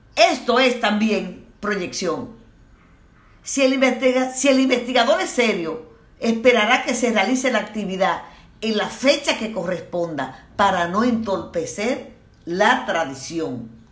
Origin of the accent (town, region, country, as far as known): Dominican Republic